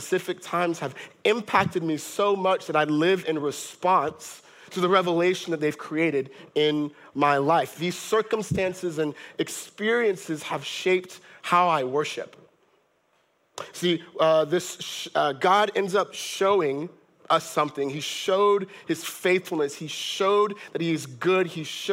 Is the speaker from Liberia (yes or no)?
yes; Monrovia, Montserrado, Liberia; I was born in Liberia, Monrovia, Liberia in West Africa, in 1990 in the middle of a civil war